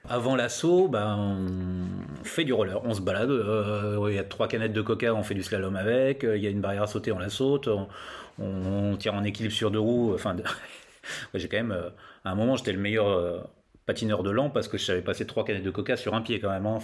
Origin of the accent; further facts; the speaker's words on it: Laon, Hauts-de-France, France; je viens du Nord, je viens de Lan, dans l'Aisne hein, exactement. C'est autour de Lan que j'ai commencé le roller